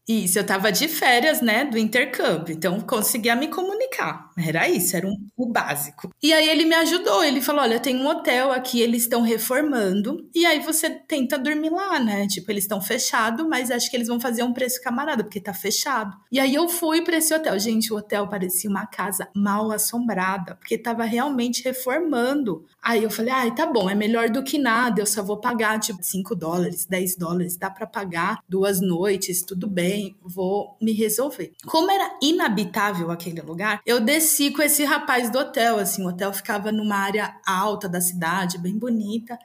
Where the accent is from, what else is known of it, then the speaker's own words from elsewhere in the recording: Brazil; Eu sou brasileira, eu sou latino-americana